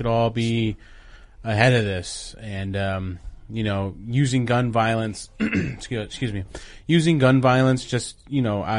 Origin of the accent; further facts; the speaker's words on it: Los Angeles, California, United States; I'm from Los Angeles.